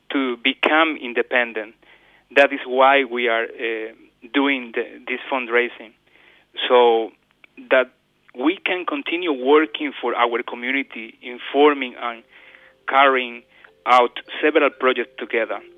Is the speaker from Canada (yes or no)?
no; Guayaquil, Guayas, Ecuador; English is a second language; moved away as an adult; now in Australia; I was born in Guayaquil, Ecuador.